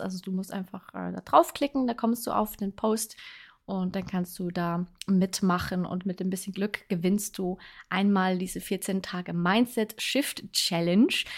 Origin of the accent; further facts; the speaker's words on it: Switzerland; ich wohne ja in der Schweiz. Ich bin Schweizerin